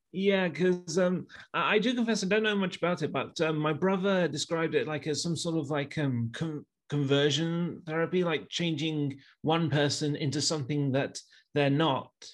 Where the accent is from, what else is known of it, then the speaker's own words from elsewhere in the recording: Leicester, East Midlands, United Kingdom; I'm from Leicester